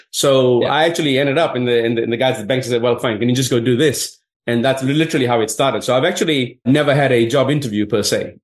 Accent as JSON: {"language": "English", "country": "Fiji", "moved": "yes", "lives_now": "Sydney, Australia", "said": "I was from Fiji"}